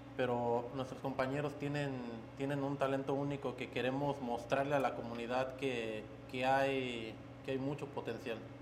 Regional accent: Guanajuato, Mexico; moved away; de donde soy de Guanajuato se, se trabaja mucho el barro.

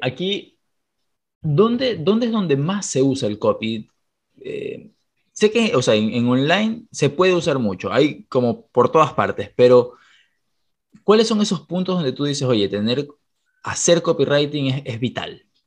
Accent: Ecuador; Aquí en Ecuador no ubico a nadie, que es de donde soy

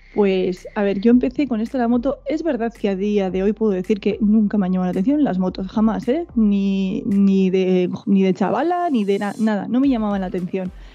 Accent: Biscay, Basque Country, Spain; Siempre he sido del País Vasco. Lo que pasa es que tengo. Mi madre es gallega, mi padre sí nació aquí, entonces, pues tengo esos genes ahí gallegos también por el cuerpo, pero sí, yo soy, soy vasca, soy vizcaína

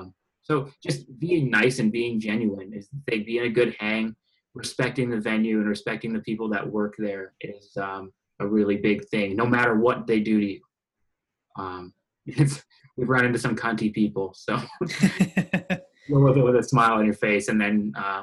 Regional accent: Grand Prairie, Alberta, Canada; I was born here, yeah. So that's Grand Prairie, Alberta, and it's way up north. It's all oil field.

